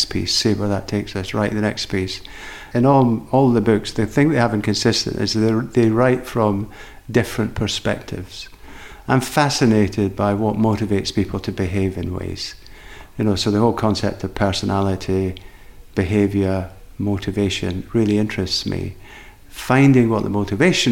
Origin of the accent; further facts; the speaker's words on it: Edinburgh, Scotland, United Kingdom; I grew up in Edinburgh